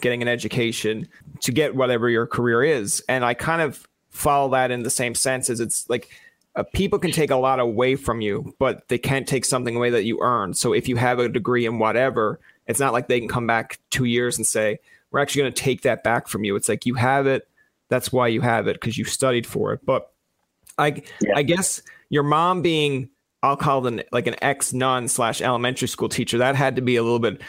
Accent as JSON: {"language": "English", "town": "St. John's", "region": "Newfoundland and Labrador", "country": "Canada", "tie": "born or raised there", "lives_now": "Witless Bay, Canada", "said": "I grew up in the Gules, but now I live in Whitless Bay"}